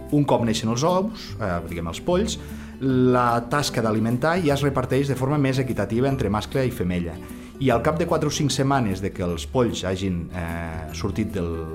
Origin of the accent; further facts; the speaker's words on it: Maials, Catalonia, Spain; jo eh, sóc de Maials i tinc just eh, la casa, la tinc al cantó del campanar